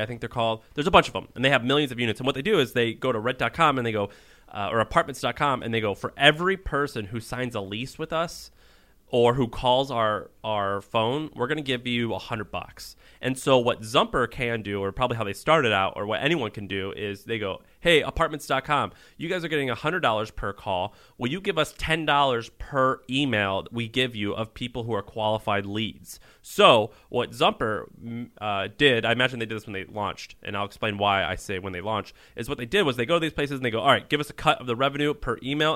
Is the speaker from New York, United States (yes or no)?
no; Missouri, United States; moved away; also born or lived in Tennessee; I'm from Missouri by way of Tennessee